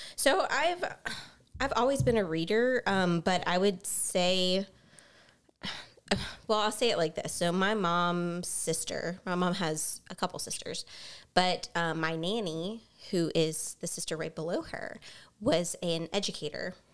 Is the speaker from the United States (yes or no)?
yes; Baton Rouge, Louisiana, United States; we are both from Baton Rouge, we grew up in Baton Rouge